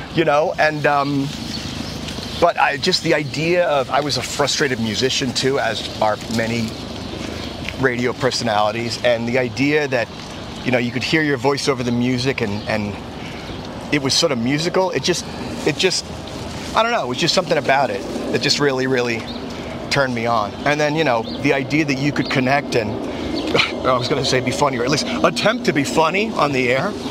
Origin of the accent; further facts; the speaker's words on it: Cambridge, Massachusetts, United States; I grew up in Cambridge, Massachusetts